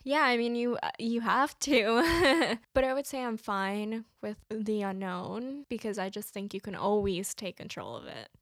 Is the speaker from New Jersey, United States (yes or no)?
yes; New Jersey, United States; I grew up in New Jersey